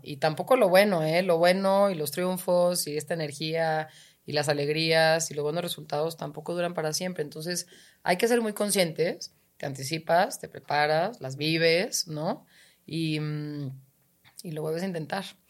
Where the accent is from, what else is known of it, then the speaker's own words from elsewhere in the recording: Guadalajara, Jalisco, Mexico; soy de Guadalajara